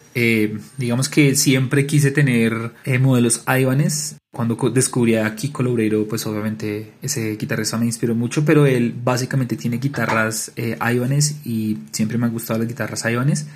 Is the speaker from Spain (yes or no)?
no; Bogotá, Colombia; also born or lived in Cartagena; Yo soy de Bogotá